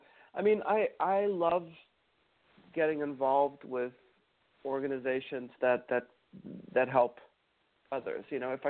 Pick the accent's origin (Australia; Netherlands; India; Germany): Germany; Mannheim, Baden-Württemberg; born there; But yeah, apparently the reason I was born in Mannheim was because it was, the hospital there was apparently better